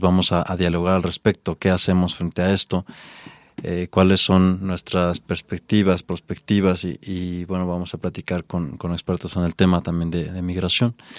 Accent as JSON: {"language": "Spanish", "country": "Mexico", "said": "somos mexicanos"}